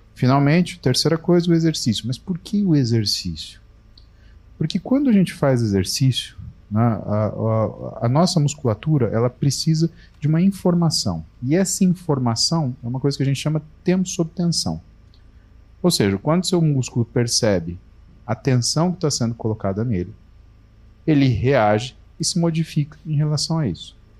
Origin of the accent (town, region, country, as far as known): Brazil